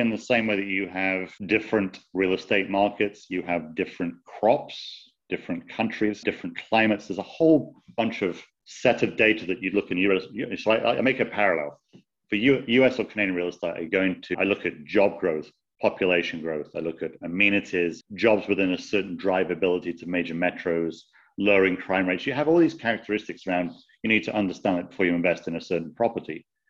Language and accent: English; United Kingdom; now in United States; I'm obviously British, lived in the States most of my life